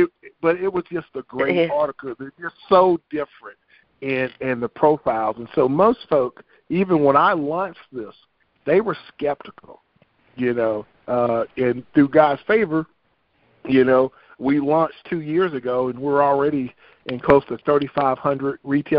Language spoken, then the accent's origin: English; the South, United States; So we want everybody, you know, I'm from the South